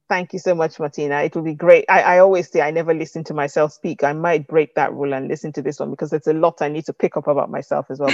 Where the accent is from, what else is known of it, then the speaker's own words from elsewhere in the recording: Nigeria; accent: Nigerian; moved away as an adult; now in United Kingdom; I grew up in Nigeria